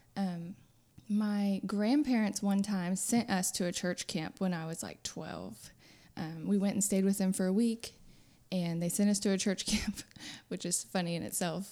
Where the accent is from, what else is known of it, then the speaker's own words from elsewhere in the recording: Friendswood, Texas, United States; moved away as an adult; now in Nacogdoches, United States; I grew up in Friendswood, which is southeast Houston area